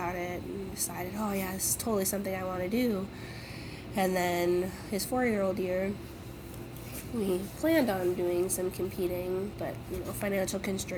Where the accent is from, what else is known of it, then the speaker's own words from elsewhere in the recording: Kirkston, Minnesota, United States; I'm from Kirkston, Minnesota